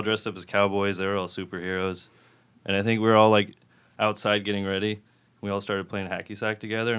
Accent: Phoenix, Arizona, United States; moved away as an adult; also born or lived in Santa Cruz, California; now in Portland, United States; I grew up in Phoenix, Arizona for most of my life.

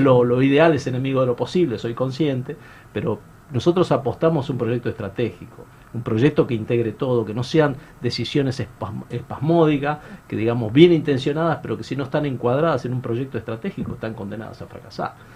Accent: Tucumán, Argentina; also born or lived in Buenos Aires; yo soy de Tucumán, eh, después de hacer el posgrado volví a Tucumán

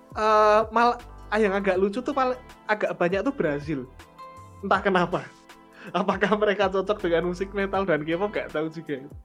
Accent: Yogyakarta, Special Region of Yogyakarta, Indonesia; sebagai warga Jogja, saya harus ini loh, harus bangga loh

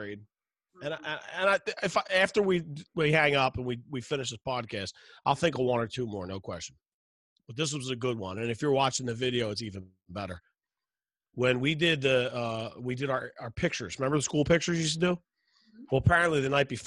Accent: Philadelphia, Pennsylvania, United States; I grew up in West Philly

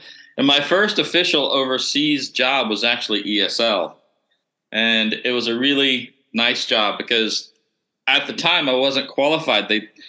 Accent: near Athens, Georgia, United States; moved away as an adult; now in Bali, Indonesia; I'm from the States, from USA, from Georgia originally, someplace near Athens, Georgia.

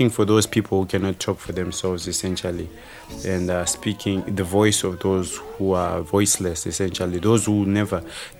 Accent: Zimbabwe; moved away as an adult; also born or lived in Huddersfield, United Kingdom; now in United Kingdom; I'm from Zimbabwe. I was born in Zimbabwe, grew up in Zimbabwe

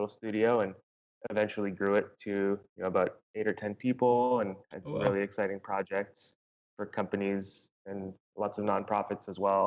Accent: Canada; moved away as an adult; also born or lived in Los Angeles; now in Playa Vista, Los Angeles, United States; as a Canadian moving to the US

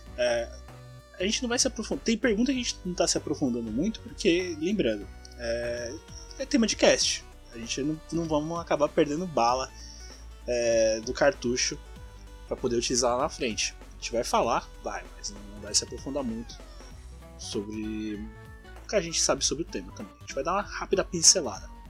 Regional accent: Mauá, São Paulo, Brazil; eu sou da BC, eu moro em Mauá

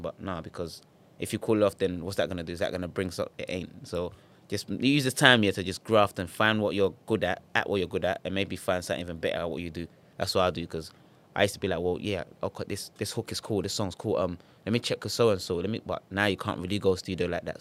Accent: Ghana; now in United Kingdom; I'm from Ghana

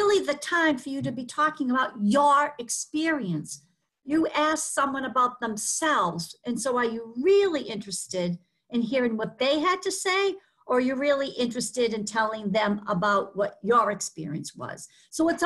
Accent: Boston, Massachusetts, United States; accent: Boston; my Boston accent

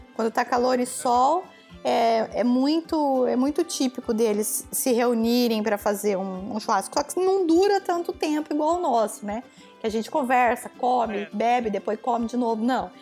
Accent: Brazil; moved away as an adult; eu saí do Brasil com 30, e 30 anos

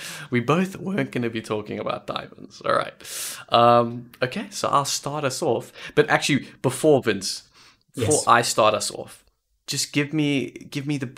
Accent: South Africa; Vince and I are both South Africans

